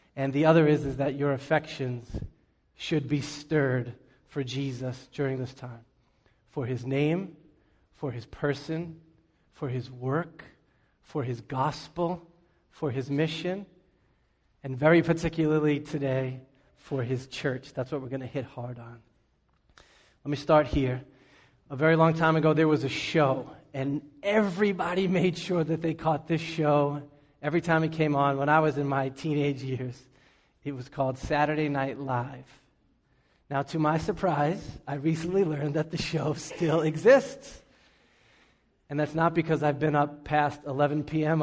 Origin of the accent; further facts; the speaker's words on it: Boston, Massachusetts, United States; also born or lived in New York City; When I was a kid, we moved from New York City to Boston.